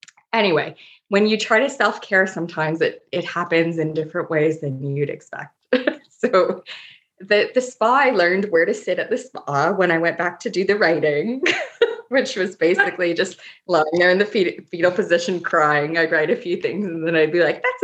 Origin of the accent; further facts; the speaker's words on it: Toronto, Ontario, Canada; now in Nova Scotia, Canada; I'm from Toronto